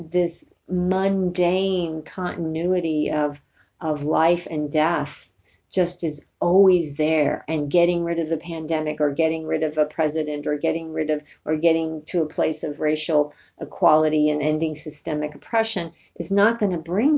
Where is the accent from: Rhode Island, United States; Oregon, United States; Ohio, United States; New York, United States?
New York, United States; I'm from New York. I'm not from Alabama